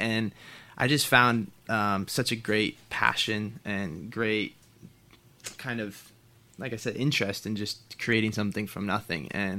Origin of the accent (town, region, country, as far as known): Portland, Oregon, United States; born or raised there